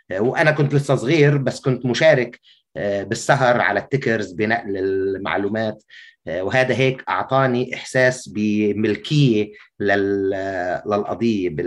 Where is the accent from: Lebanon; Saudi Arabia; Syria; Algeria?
Lebanon; Beirut, Beirut Governorate; يعني شوف اكيد انه خلقت في بيروت وبالتالي وخلقت لعائله سياسيه آه، وبالتالي كمان تربيت في أوساط الحرب الأهلية